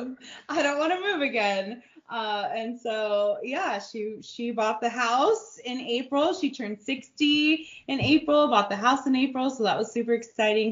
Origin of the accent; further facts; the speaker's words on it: California, United States; now in New Braunfels, United States; I'm from California